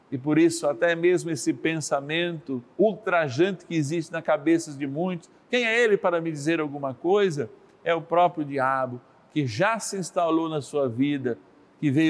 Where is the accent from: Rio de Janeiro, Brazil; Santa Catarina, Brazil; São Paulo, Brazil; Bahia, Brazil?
Rio de Janeiro, Brazil; sou do Rio de Janeiro, tenho 56 anos.